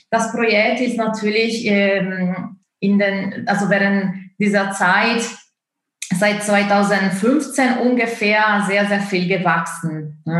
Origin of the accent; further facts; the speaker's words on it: Italy; German is a second language; moved away as an adult; now in Leipzig, Germany; ich bin gebürtige Italienerin. Ich komme aus Italien und wohne in Deutschland seit hm, fast zehn Jahren.